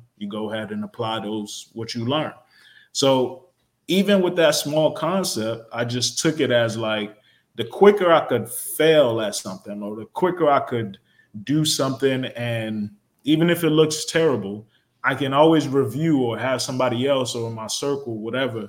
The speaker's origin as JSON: {"language": "English", "town": "Newark", "region": "New Jersey", "country": "United States", "tie": "born or raised there", "also_born_or_lived": "Montclair, New Jersey", "said": "I grew up in Newark, New Jersey"}